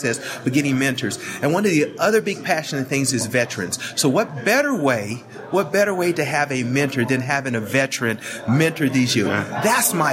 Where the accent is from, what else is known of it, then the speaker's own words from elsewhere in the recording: Oklahoma, United States; I grew up in Oklahoma